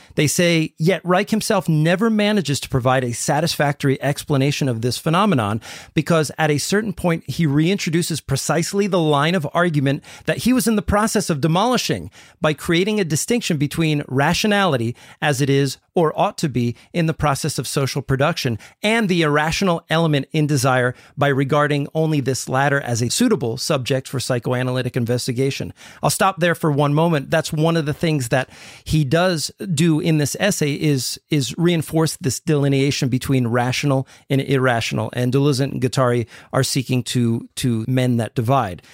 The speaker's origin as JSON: {"language": "English", "country": "United States", "said": "I'm speaking as an American here"}